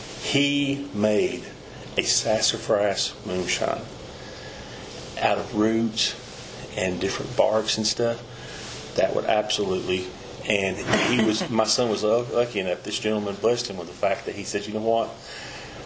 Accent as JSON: {"language": "English", "town": "Pigeon Forge", "region": "Tennessee", "country": "United States", "tie": "born or raised there", "also_born_or_lived": "Gatlinburg, Tennessee", "said": "my family moved out of Gatlinburg, we moved from Gatlinburg to Pigeon Forge in 69"}